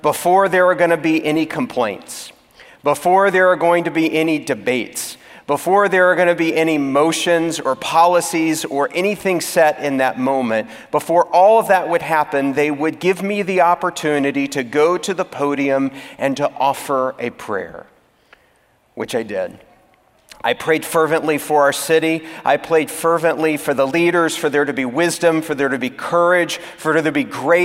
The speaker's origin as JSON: {"language": "English", "region": "Texas", "country": "United States", "tie": "born or raised there", "also_born_or_lived": "California", "moved": "as an adult", "said": "I moved from my home state of Texas to that of California"}